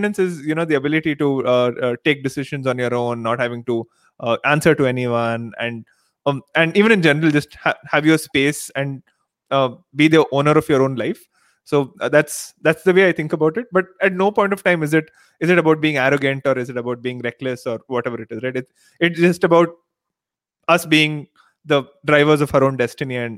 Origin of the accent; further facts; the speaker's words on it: Mysore, Karnataka, India; first language Telugu; English is a second language; I grew up in Mysore, which is like 3 hours away from Bangalore